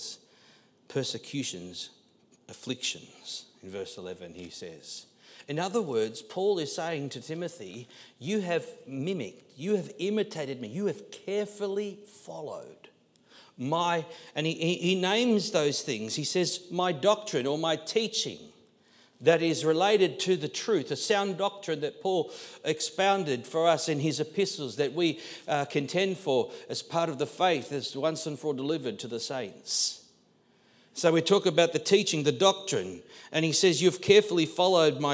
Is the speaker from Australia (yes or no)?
yes; Australia; being Australian and Aussie